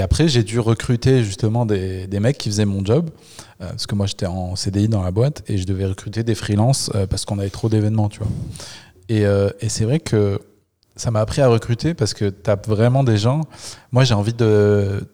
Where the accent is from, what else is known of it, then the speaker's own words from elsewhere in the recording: Le Puy-en-Velay, Auvergne-Rhône-Alpes, France; moi je suis du Puy-en-Velay